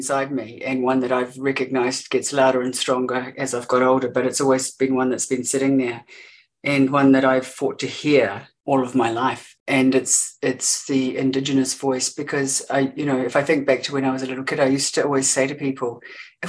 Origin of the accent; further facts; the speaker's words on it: Gore, Southland, New Zealand; I grew up in Te Waipounamu